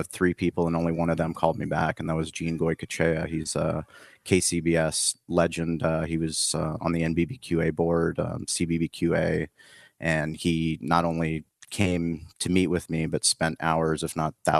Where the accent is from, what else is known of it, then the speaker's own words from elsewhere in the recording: San Diego, California, United States; I'm from San Diego. I grew up out there